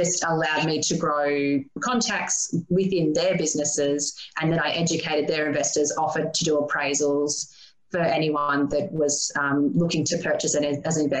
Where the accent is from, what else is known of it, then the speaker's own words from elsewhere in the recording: Maryborough, Queensland, Australia; growing up in Maryborough, a population of 27,000